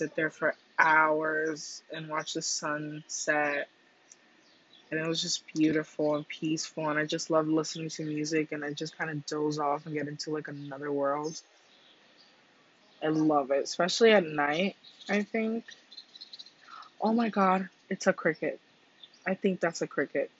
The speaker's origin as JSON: {"language": "English", "country": "Cuba", "tie": "born or raised there", "moved": "yes", "said": "I was born in Cuba, and growing up, my grandma's house was like less than 10 feet away from the ocean"}